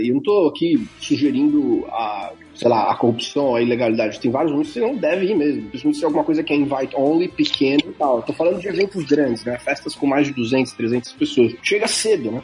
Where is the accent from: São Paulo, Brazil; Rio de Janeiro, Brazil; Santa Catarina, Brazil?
São Paulo, Brazil; moved away as an adult; now in Silicon Valley, United States; Eu sou nascido e criado em São Paulo, capital